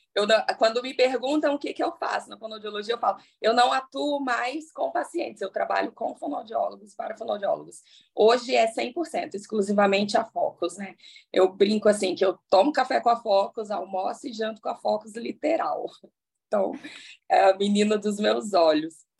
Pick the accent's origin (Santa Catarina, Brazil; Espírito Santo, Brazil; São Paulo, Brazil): Espírito Santo, Brazil; also born or lived in Paraná; now in Vitória, Brazil; eu comecei a fazer curso aqui em Vitória, que eu sou do Espírito Santo